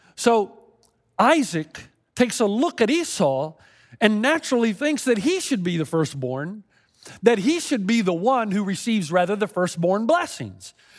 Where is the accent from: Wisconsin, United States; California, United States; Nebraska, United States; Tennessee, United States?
Tennessee, United States; growing up in Tennessee